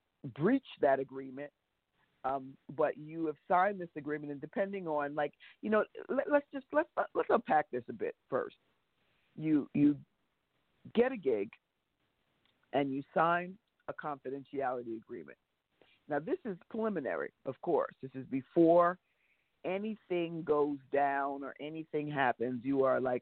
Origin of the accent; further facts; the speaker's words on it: New York, United States; I'm a New Yorker